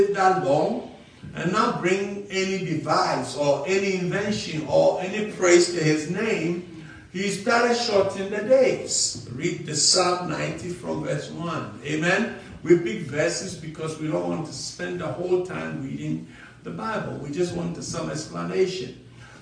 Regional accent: Ghana; I'm an African from Ghana

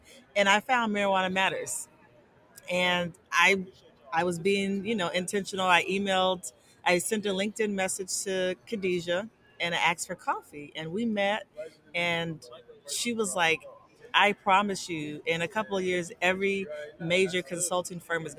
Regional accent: Southern California, United States; moved away as an adult; now in Washington, D.C., United States; Yeah, so I am originally from Southern California

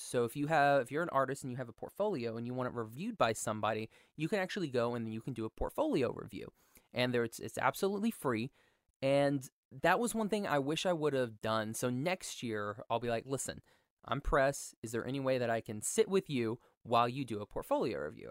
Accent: Oklahoma, United States; I'm from Oklahoma

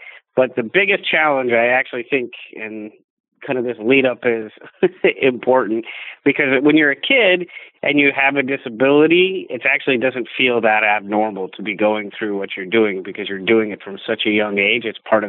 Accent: Midwest, United States; Growing up in the Midwest, you have snowstorms and ice storms

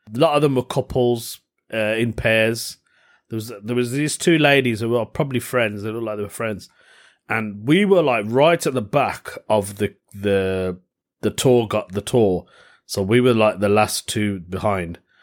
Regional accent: Birmingham, West Midlands, United Kingdom; Birmingham, my hometown

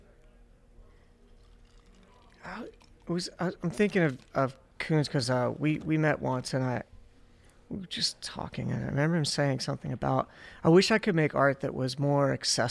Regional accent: Pennsylvania, United States; moved away; I was born in Pennsylvania and, like, you know, I made it here.

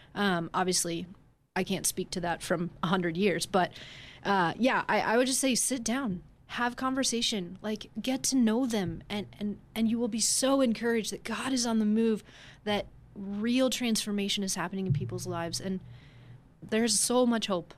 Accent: Denver, Colorado, United States; we are both from Denver

